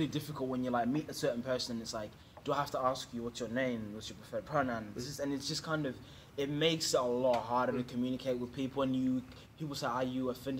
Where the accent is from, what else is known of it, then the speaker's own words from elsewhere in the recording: New Zealand; also born or lived in Zimbabwe; now in Australia; I left Zimbabwe when I was three. At three. I was raised in New Zealand and then I came.